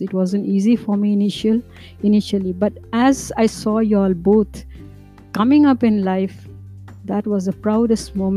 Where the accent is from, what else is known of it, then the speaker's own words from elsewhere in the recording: Shillong, Meghalaya, India; moved away as an adult; now in Karnataka, India; I was born in Shillong